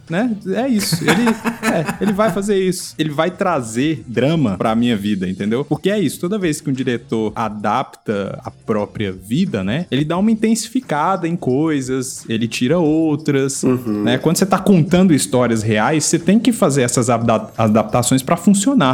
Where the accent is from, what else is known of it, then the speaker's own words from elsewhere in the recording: Minas Gerais, Brazil; um Menino normal crescendo em Minas Gerais